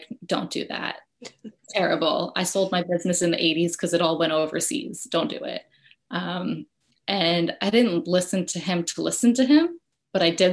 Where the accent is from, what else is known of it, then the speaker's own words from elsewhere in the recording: Westchester, New York, United States; I grew up in Westchester, New York, so like half an hour outside of New York City